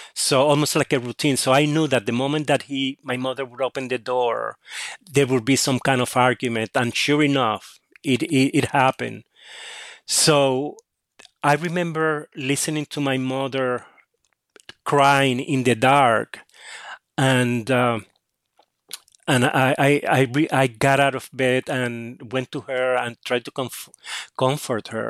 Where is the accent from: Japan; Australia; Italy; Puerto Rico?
Puerto Rico; Cataño; I grew up in Catania, um, which is a s, a small town across the bay from San Juan in Puerto Rico